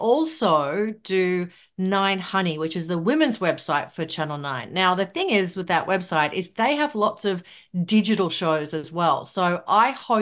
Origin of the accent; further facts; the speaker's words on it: Kingaroy, Queensland, Australia; moved away as an adult; also born or lived in Brisbane / Melbourne; now in Gold Coast, Australia; I am a Queenslander. So I was born in Queensland, but I grew up in country Queensland in a town called Kingaroy